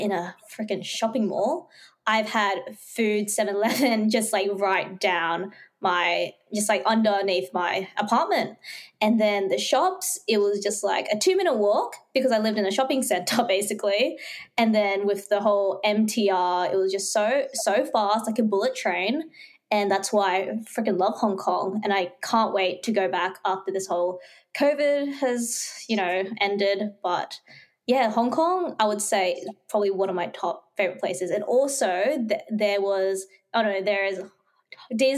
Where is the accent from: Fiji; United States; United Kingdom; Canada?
Fiji; moved away; my hometown, Fiji.